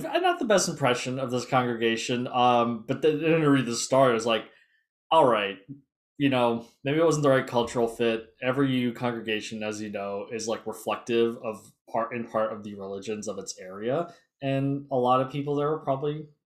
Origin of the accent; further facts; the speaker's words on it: California, United States; I'm from California.